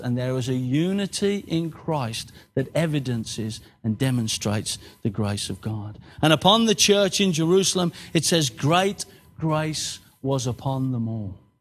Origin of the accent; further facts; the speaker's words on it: Birmingham, West Midlands, United Kingdom; moved away as an adult; now in Exeter, United Kingdom; I was born in Birmingham, bred in Birmingham, grew up in Birmingham, left Birmingham